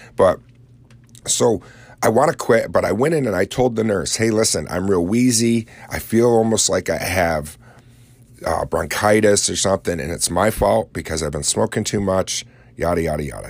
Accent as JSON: {"language": "English", "area": "Lake Ontario area", "region": "upstate New York", "country": "United States", "said": "when I tell people I'm from New York, they instantly think New York City."}